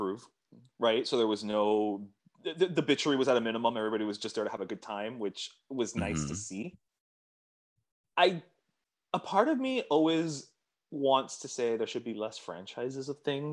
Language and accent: English; Miami, Florida, United States; I'm from Miami